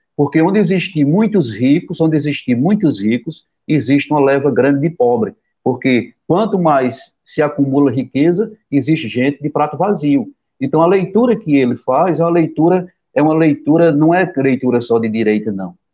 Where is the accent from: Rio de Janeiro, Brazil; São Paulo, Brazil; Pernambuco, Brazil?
Pernambuco, Brazil; Pajeú region, Sertão of; eu sou da região do Pajeú